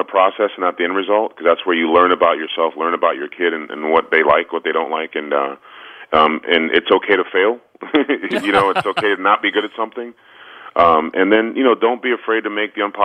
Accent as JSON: {"language": "English", "town": "Washington", "region": "District of Columbia", "country": "United States", "tie": "born or raised there", "moved": "yes", "lives_now": "New Jersey, United States", "said": "I grew up in Washington, D.C. and went to Gonzaga High School"}